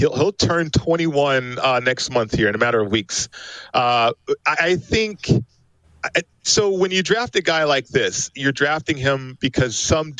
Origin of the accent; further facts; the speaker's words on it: Las Vegas, Nevada, United States; I'm from Vegas